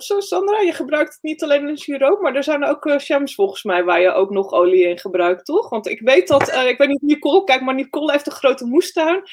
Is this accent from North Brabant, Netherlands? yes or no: no; North Holland, Netherlands; Ik ben een meisje uit West-Friesland, dus af en toe weet ik het gewoon niet, weet je.